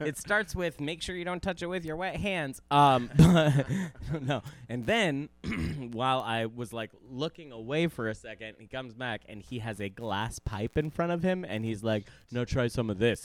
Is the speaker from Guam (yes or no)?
yes; Guam; moved away; I was born on Guam